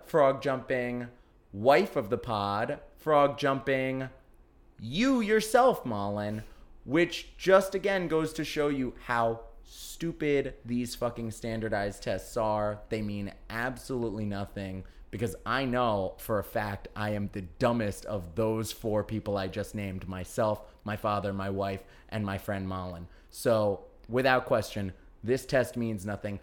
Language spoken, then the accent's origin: English; New York, United States; growing up in New York